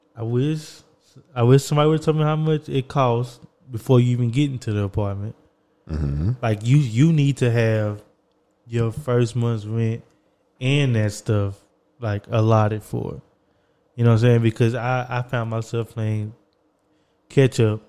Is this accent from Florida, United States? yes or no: no; Texas, United States; also born or lived in New York; I was going from New York back to Texas.